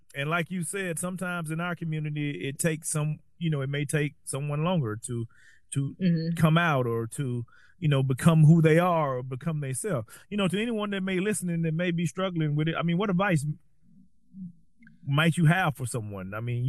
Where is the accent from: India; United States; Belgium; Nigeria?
United States; Southern United States; I was spent most of my life in the deep South. And, you know, you're either black or you're white.